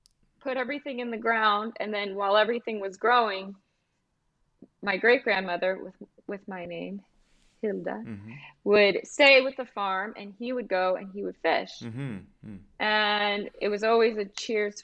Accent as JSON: {"language": "English", "country": "United States", "also_born_or_lived": "Scandinavia"}